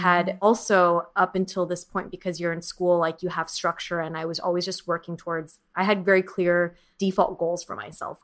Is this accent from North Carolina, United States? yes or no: no; Orange County, California, United States; also born or lived in San Diego / San Francisco / New York; now in Los Angeles, United States; I grew up in Orange County and I went to school in San Diego